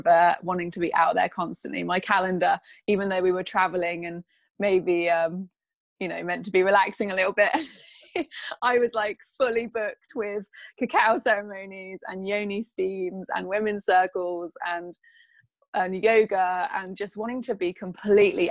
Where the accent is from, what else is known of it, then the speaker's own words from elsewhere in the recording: England, United Kingdom; I'm from England